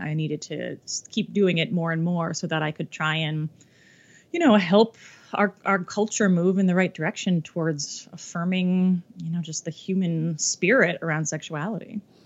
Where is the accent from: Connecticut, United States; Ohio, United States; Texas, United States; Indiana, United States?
Ohio, United States; a little baby dyke growing up in Ohio.